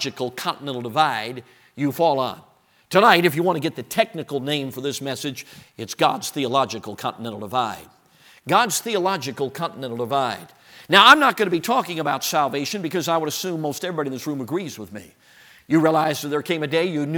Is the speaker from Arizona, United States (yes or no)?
no; Chicago, Illinois, United States; I grew up in Chicago.